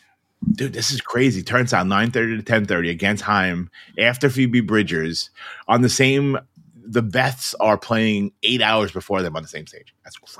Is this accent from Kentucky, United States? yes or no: no; Philadelphia, Pennsylvania, United States; now in Canada; I'm from Philadelphia. I definitely don't want to go see this. I live in Canada now.